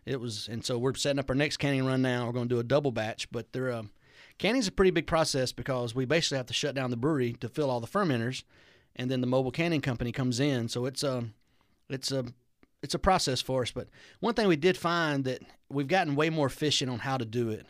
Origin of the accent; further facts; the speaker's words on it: Alabama, United States; also born or lived in Rome, Georgia; now in Georgia, United States; kinda my hometown area where I'm from